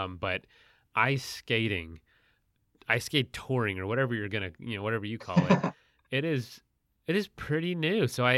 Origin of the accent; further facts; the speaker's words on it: Florida, United States; also born or lived in the western US; I'm from Florida.